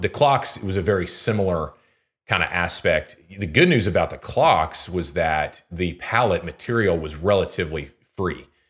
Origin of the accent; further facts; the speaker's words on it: Houston, Texas, United States; now in Lincoln, United States; I'm from Houston originally